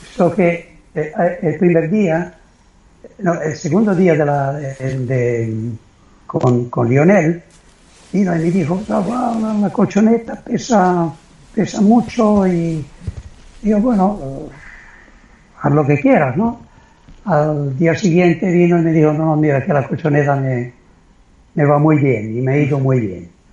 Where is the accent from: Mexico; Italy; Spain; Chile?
Italy; soy italiano